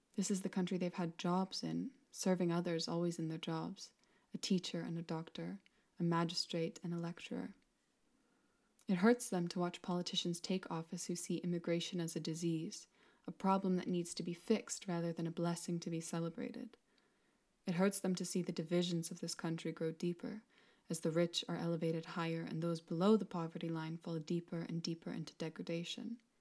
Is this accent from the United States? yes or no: no; Newcastle upon Tyne, North East England, United Kingdom; Newcastle University, my hometown